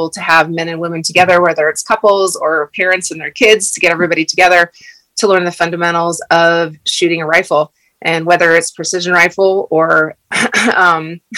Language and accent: English; Wood River Valley, Idaho, United States; also born or lived in Montana; I'm fourth generation from the Wood River Valley, which is in southern Idaho, right outside of Sun Valley. I've grown up in the mountains